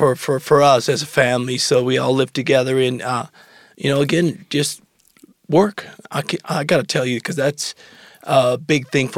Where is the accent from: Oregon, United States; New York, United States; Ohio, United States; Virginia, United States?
Oregon, United States; Phoenix; also born or lived in Mexico / Medford, Oregon; I was born here in Ashley, Medford, Oregon.